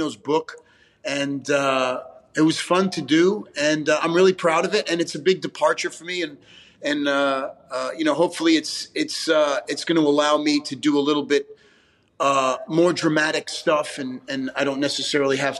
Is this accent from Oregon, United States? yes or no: no; New York, United States; Growing up in Italian New York family